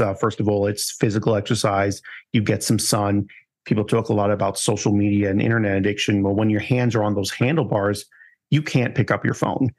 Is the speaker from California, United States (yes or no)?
no; New York, United States; moved away; I'm originally from New York